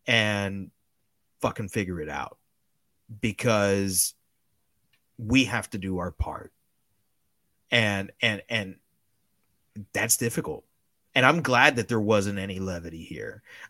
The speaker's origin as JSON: {"language": "English", "town": "Miami", "region": "Florida", "country": "United States", "accent": "Miami", "said": "There's a reason why I've tried as much as possible to get rid of my Miami accent and speak with as neutral an American accent as I can."}